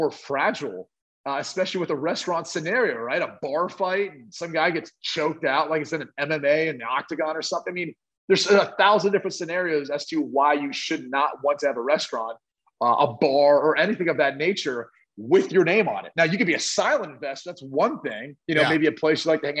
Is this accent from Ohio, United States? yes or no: yes; Dublin, Ohio, United States; It's in Dublin, Ohio. It's my hometown.